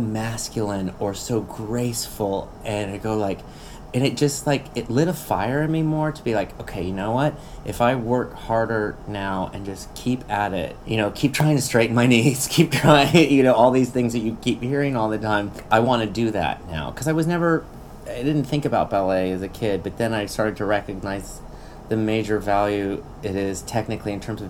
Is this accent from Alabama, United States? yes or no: yes; Mobile, Alabama, United States; moved away; Okay, I was born and raised in Mobile, Alabama.